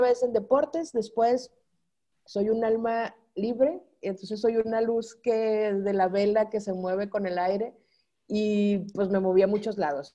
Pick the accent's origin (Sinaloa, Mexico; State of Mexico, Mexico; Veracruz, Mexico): Sinaloa, Mexico; moved away as an adult; also born or lived in Guadalajara / Culiacán / Nuevo Laredo / Mexico City; soy sinaloense y en Sinaloa se dice marotona.